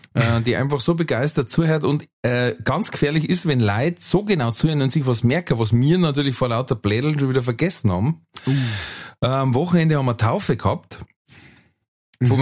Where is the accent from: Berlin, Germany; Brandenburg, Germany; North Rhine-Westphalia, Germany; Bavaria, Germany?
Bavaria, Germany; Manching; bei uns in Manching